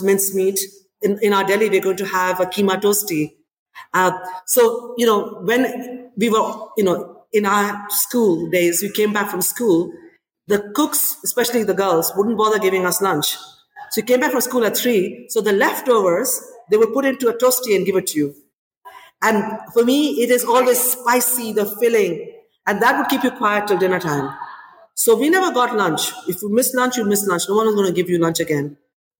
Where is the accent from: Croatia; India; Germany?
India; moved away as an adult; now in London, United Kingdom; when I grew up in India